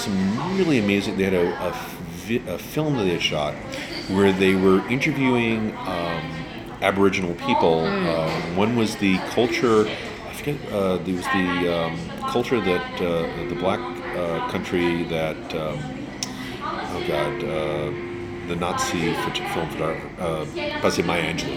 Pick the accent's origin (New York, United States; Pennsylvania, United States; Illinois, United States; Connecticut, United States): New York, United States; I'm a New Yorker